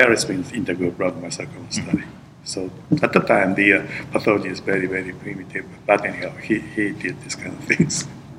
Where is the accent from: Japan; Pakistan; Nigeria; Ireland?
Japan; English is a second language; moved away as an adult; now in United States; So, but I was just arrived from Japan, so my English is very bad.